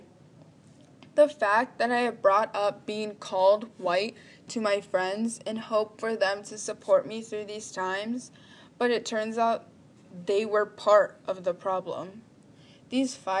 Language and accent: English; Texas, United States; I am pure Mexican. I was born and raised in Texas.